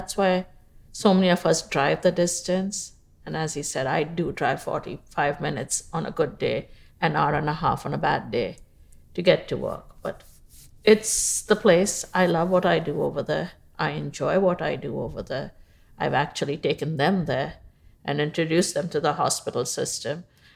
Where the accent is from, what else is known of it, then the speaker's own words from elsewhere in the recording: Mumbai, Maharashtra, India; moved away as an adult; also born or lived in Bahrain; now in Houston, United States; I was born in Bombay, India, now known as Mumbai. Mm-hmm. And I went to school there